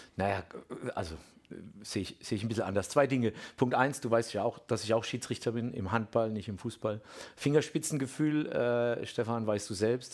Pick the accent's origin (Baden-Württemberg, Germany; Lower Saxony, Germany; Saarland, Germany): Baden-Württemberg, Germany; Bammental; ich komme ja ursprünglich aus Bamtal